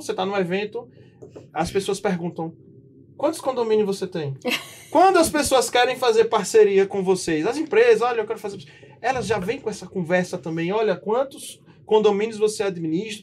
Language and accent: Portuguese; Northeast Region, Brazil; moved away as an adult; now in São Paulo, Brazil; E nós que somos nordestinos, né? de sangue, de nascimento